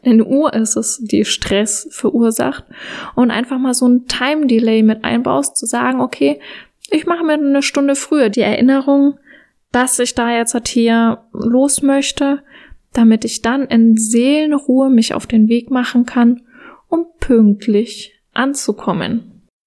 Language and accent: German; Germany; Bei uns in Deutschland